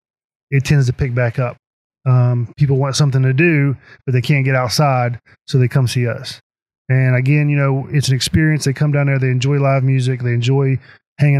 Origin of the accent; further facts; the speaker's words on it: Princeton, West Virginia, United States; I'm from Princeton. I've lived here all my life. I've been here for 43 years. And I told everybody that if I ever opened a tap room, it would be in my hometown.